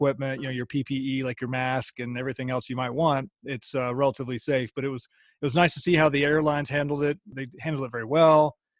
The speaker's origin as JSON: {"language": "English", "town": "Dallas", "region": "Texas", "country": "United States", "tie": "born or raised there", "moved": "yes", "lives_now": "Virginia, United States", "said": "I'd actually spent the last week down in Texas, the Dallas-Fort Worth area. That's my hometown."}